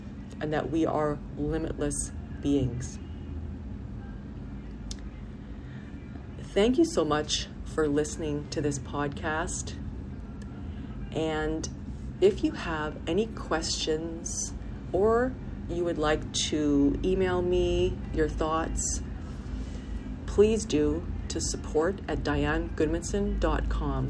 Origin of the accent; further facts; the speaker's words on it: Canada; I had to live in my home country